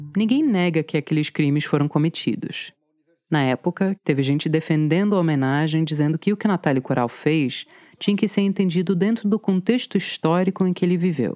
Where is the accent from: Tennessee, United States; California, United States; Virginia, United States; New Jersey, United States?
Virginia, United States; Charlottesville; Portuguese is a second language; moved away as an adult; now in Brazil; Eu sou de uma cidade nos Estados Unidos chamada Charlottesville